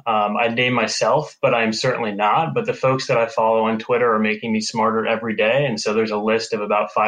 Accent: North Andover, Massachusetts, United States; My hometown is North Andover, Massachusetts

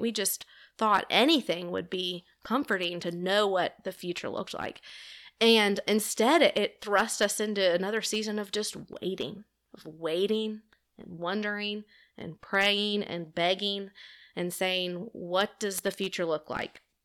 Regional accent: Homewood, Alabama, United States; also born or lived in Auburn, Alabama; I grew up here in Homewood, went to Homewood High School

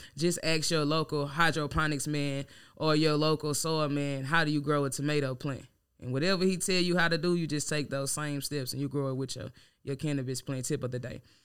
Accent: Louisiana, United States; now in Dallas, United States; I'm from Louisiana

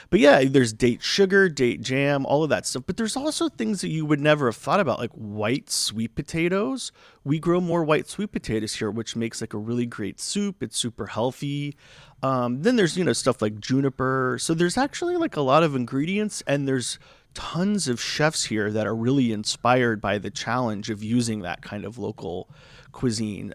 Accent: Florida, United States; now in Palm Springs, United States; I'm originally from Florida.

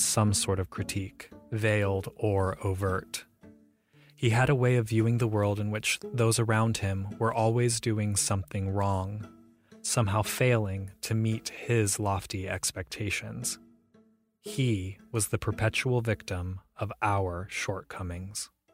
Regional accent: Ohio, United States; I grew up in Ohio

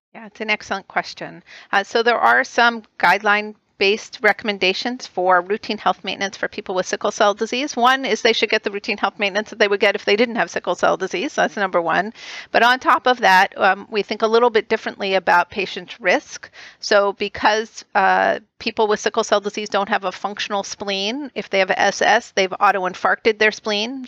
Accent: right outside of Boston, Massachusetts, United States; I grew up right outside of Boston

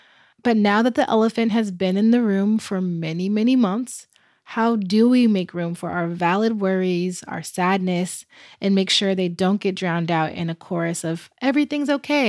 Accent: United States; As an American myself

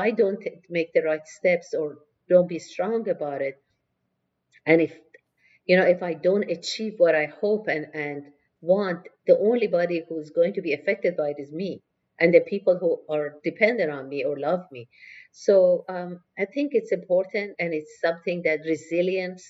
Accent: Tehran, Tehran Province, Iran; I grew up, I was born in Tehran, Iran, and in a family of very, very strong women

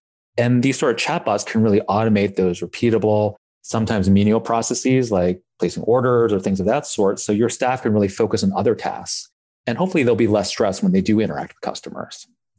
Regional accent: Blacksburg, Virginia, United States; but I grew up in Blacksburg. So Domino's was a mainstay of my childhood.

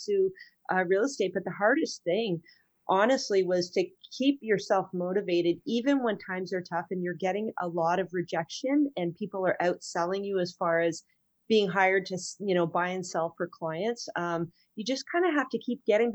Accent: near Petawawa, Ontario, Canada; also born or lived in Ajax, Ontario; I grew up way up north near Petawawa

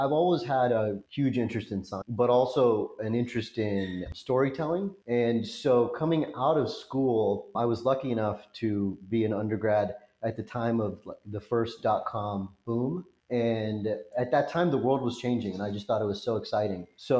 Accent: Los Angeles, California, United States; Someone asked me this and I was like, Los Angeles.

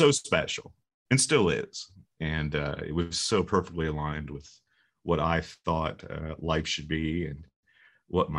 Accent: Ormond Beach, Florida, United States; moved away; my hometown of Ormond Beach, which is Daytona Beach, Florida

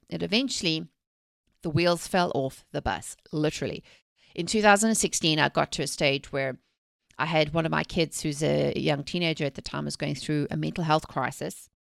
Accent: South Africa; moved away; I'm originally from South Africa. I was born and raised there, actually during the apartheid eras

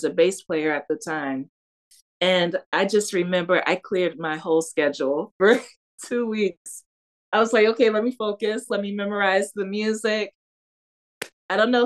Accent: Detroit, Michigan, United States; I was born and raised in Detroit, yeah. Michigan, specifically on the west side at Hutzel Hospital

